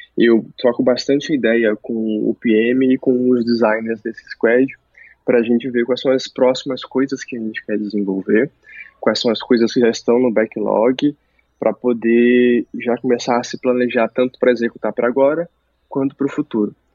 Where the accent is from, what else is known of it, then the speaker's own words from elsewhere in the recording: Santos, São Paulo, Brazil; also born or lived in Rondônia; now in São Paulo, Brazil; lá onde eu cresci, em Santos, não tinha faculdade de design